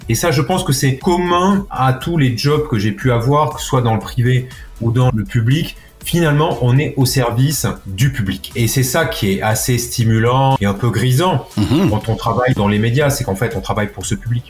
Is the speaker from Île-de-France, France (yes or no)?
no; Villeneuve-sur-Lot, Nouvelle-Aquitaine, France; moved away; also born or lived in Monflanquin; je suis né à Villeneuve-sur-Lot et mes parents habitent un village qui s'appelle Montflanquin